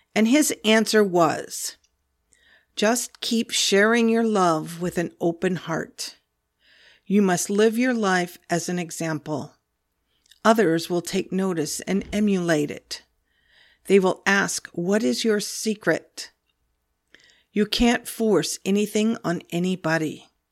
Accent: Olympia, Washington, United States; I grew up in Olympia, Washington, on, right on Puget Sound, right on the water

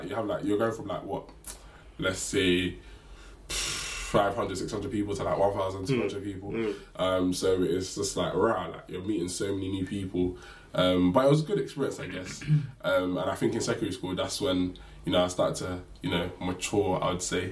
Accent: London, United Kingdom; also born or lived in Camberwell, South London; I'm from East London. I was born in South London

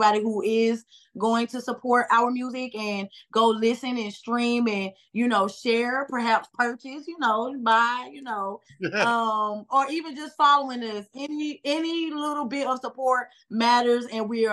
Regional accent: Clayton County, Georgia, United States; We're from Georgia, Clay Cole.

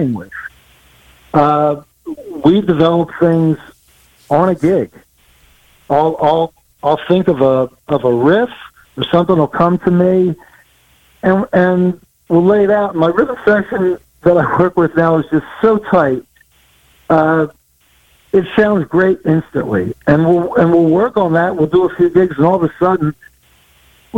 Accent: Trenton, New Jersey, United States; I'm originally from the Trenton, New Jersey area

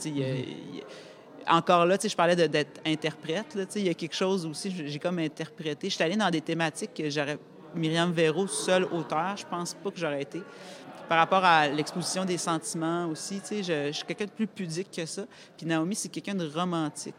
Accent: Quebec City, Quebec, Canada; moved away; also born or lived in Montreal; de partir de ma banlieue de Québec et aller à Montréal, je l'ai comme vécu

